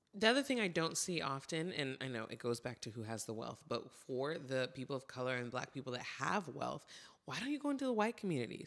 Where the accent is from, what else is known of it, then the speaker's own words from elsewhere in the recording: Santa Barbara, California, United States; I grew up in Santa Barbara